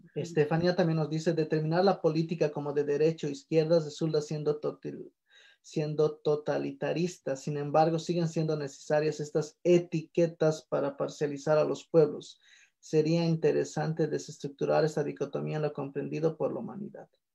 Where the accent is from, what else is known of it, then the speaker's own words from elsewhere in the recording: Bolivia; en países que Bolivia, donde no tenemos una industrialización fuerte